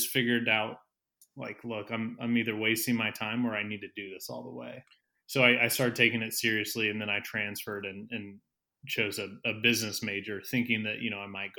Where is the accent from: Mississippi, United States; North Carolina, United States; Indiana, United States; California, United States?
Indiana, United States; Carmel; I'm from Carmel, Indiana, a north suburb of Indianapolis.